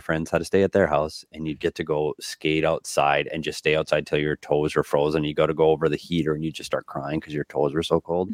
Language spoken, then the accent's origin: English; Minnesota, United States; moved away; growing up in Minnesota